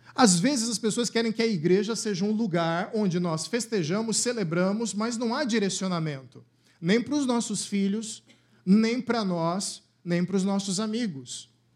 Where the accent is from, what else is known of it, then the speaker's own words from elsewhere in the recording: Cuiabá, Mato Grosso, Brazil; moved away; lá na minha cidade natal, lá em Cuiabá